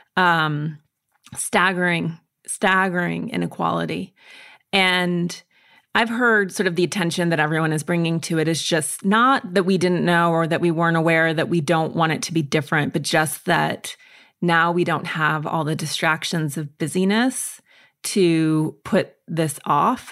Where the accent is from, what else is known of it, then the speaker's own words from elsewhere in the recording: Montana, United States; I grew up in Montana and in the woods, essentially in isolation